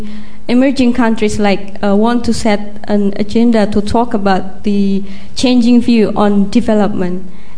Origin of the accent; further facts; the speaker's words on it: Indonesia; moved away as an adult; now in London, United Kingdom; I'm from Indonesia, and I'm studying at the UCL, and I'm working for the ministry in Indonesia